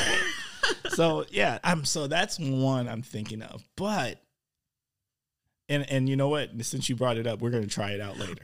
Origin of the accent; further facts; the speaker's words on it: Milwaukee, Wisconsin, United States; now in Oshkosh, United States; I'm from Milwaukee